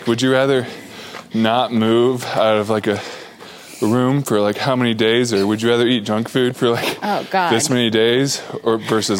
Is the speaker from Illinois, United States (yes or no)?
yes; Illinois, United States; And we just did regular Midwestern stuff.